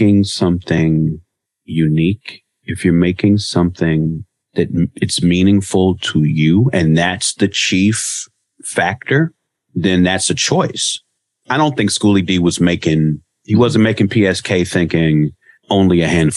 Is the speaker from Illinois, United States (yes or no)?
yes; Chicago, Illinois, United States; moved away as an adult; now in Los Angeles, United States; I grew up in Chicago in the 80s, and I went to Southern Illinois University in the late 90s and early 2000s, and I've lived in LA ever since then